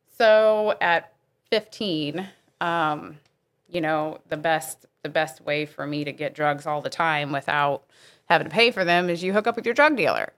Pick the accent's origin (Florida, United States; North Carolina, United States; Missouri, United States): Missouri, United States; Bridgeton; I actually did grow up in this area